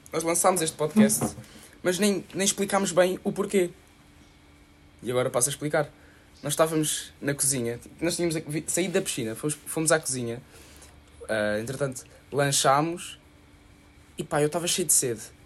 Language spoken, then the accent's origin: Portuguese; Lisbon, Portugal; moved away